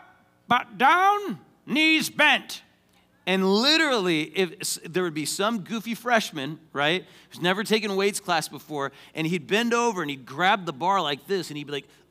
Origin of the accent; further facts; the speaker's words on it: Payson, Arizona, United States; I grew up in Payson, Arizona, went to high school